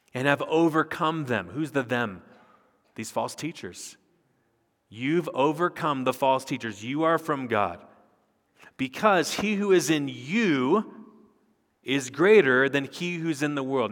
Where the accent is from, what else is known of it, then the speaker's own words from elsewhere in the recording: United States; I'm a pastor from America, we're here on sabbatical